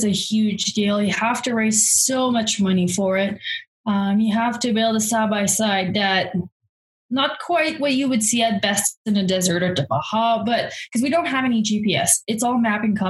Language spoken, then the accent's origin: English; Quebec, Canada; moved away as an adult; also born or lived in Montreal, Canada; now in Alberta, Canada; I'm from Quebec. I lived in Montreal while I was racing as well